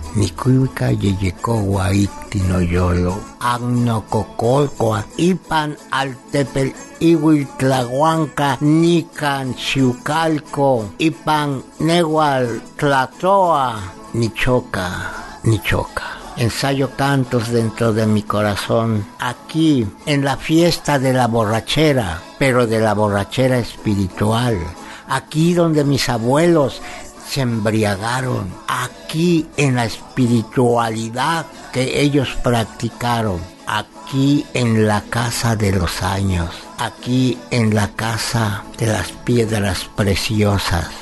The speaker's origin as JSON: {"language": "Spanish", "town": "Cholula", "region": "Puebla", "country": "Mexico", "said": "mi bendita tierra Cholula"}